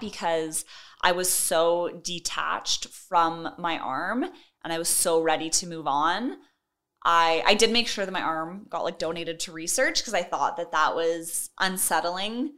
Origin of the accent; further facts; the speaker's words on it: Edmonton, Alberta, Canada; also born or lived in Kenora, Ontario; I am from Edmonton, Alberta, and I was born in Kenora, Ontario, but lived most of my life out here in Edmonton.